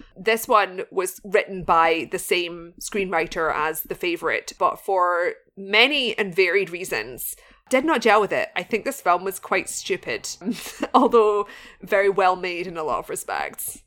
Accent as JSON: {"language": "English", "town": "Glasgow", "region": "Scotland", "country": "United Kingdom", "tie": "born or raised there", "said": "Glasgow, of course, being my hometown in Scotland"}